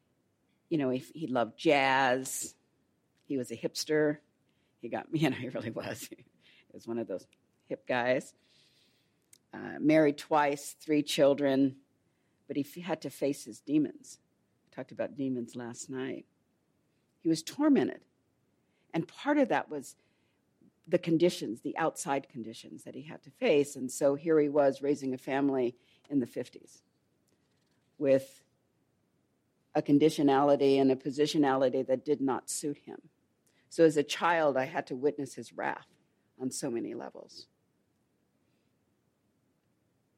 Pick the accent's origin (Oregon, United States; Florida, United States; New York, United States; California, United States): California, United States; Los Angeles; moved away; I grew up in Los Angeles in South LA.